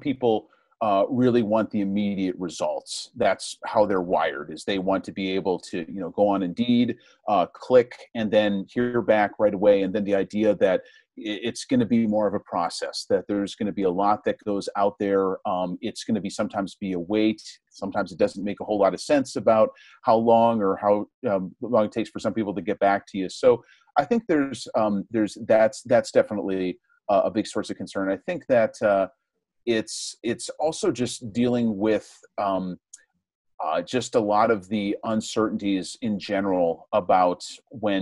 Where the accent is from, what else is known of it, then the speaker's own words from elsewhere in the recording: suburbs outside New York City, New Jersey, United States; moved away as an adult; also born or lived in Rhode Island / Houston, Texas; I'm originally from New Jersey. I grew up in the suburbs outside of New York City.